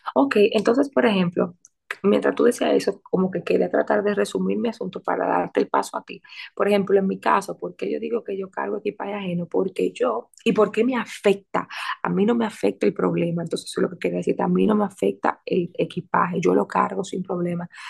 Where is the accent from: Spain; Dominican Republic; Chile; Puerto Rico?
Dominican Republic; Santo Domingo; moved away; como decimos en Santo Domingo